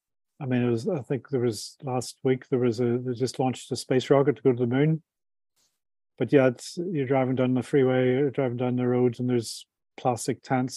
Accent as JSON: {"language": "English", "country": "Ireland", "said": "I'm from Ireland, so more of a drinker than a food eater, you know."}